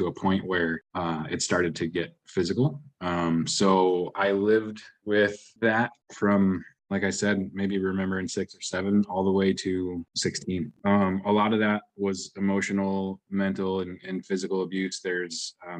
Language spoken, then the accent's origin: English; New England, United States; also born or lived in Washington State; I grew up in New England. I was born in Washington State